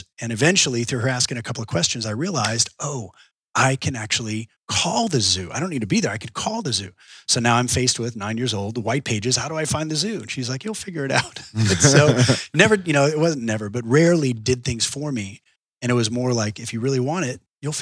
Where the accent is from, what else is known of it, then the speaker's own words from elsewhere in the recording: Austin, Texas, United States; I was born here in Austin and grew up in Texas my whole life.